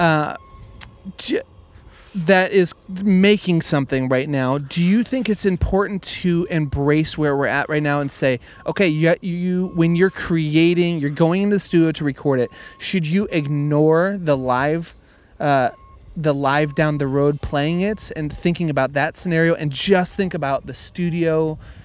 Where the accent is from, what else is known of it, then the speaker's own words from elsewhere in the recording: Nebraska, United States; Growing up, football was the big thing, because I grew up in Nebraska